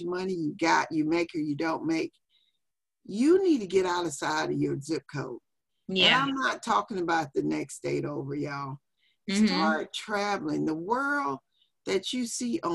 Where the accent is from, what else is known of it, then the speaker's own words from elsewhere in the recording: Biloxi, Mississippi, United States; moved away as an adult; I'm from Biloxi